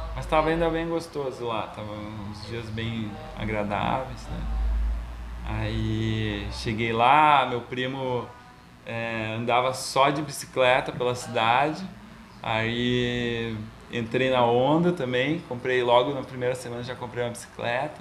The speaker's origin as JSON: {"language": "Portuguese", "town": "Caxias do Sul", "region": "Rio Grande do Sul", "country": "Brazil", "tie": "born or raised there", "also_born_or_lived": "Florianópolis / London", "moved": "as an adult", "lives_now": "Curitiba, Brazil", "said": "eu sou nascido em Caxias do Sul, na Serra Gaúcha"}